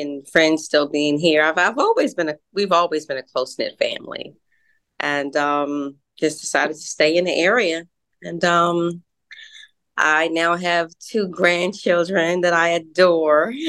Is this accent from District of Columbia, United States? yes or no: yes; Washington, District of Columbia, United States; we reside uh, in the suburbs, uh, Washington D.C. area.